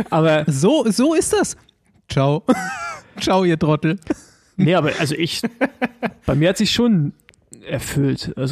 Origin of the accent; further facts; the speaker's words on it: East Germany, Germany; ich als Ossi, weißt du, alles über Berlin heraus mit drei Autobahnen, überhaupt erstmal ein Flug.